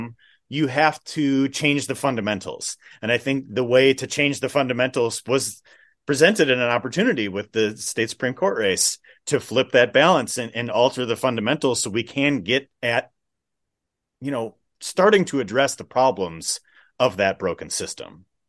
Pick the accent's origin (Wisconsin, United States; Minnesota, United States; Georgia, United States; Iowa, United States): Wisconsin, United States; Waukesha County; I grew up in Waukesha County